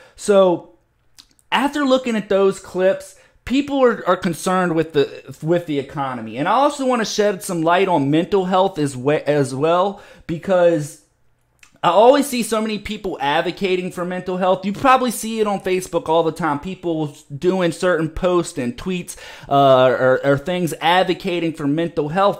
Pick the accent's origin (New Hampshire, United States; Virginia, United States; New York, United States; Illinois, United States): Virginia, United States; here in my home state in Virginia